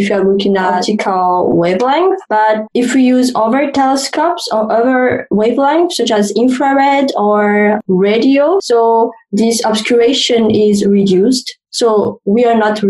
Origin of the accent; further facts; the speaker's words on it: Madagascar; moved away as an adult; now in Cape Town, South Africa; I am from Madagascar and I did my undergraduate studies and I've obtained my master's degree from the University of Antananarivo in the capital